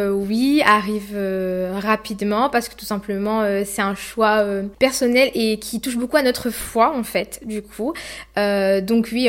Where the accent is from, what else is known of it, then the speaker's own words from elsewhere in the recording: Sainte-Suzanne, France; donc je suis de Sainte-Suzanne.